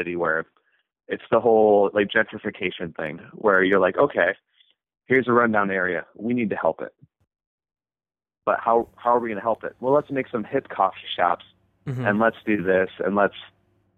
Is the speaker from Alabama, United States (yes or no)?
no; Flint, Michigan, United States; Flint, Michigan